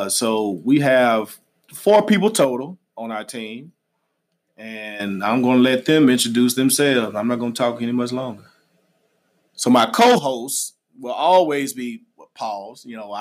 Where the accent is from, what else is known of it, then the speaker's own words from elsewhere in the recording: Little Rock, Arkansas, United States; I'm from Little Rock, Arkansas. I went to Central High School